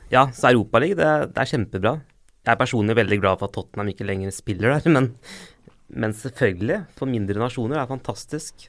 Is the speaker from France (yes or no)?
no; Limassol, Limassol District, Cyprus; now in Norway; Jeg er jo fra Limassol